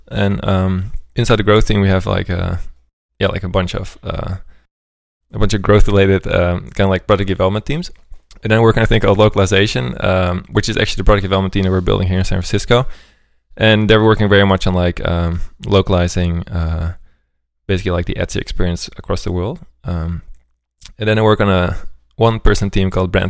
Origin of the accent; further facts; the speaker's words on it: Amsterdam, North Holland, Netherlands; moved away as an adult; also born or lived in Sweden / Berlin; I'm originally from Amsterdam.